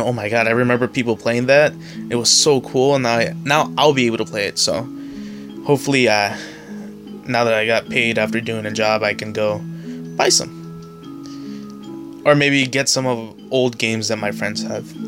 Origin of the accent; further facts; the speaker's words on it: San Diego, California, United States; I'm from San Diego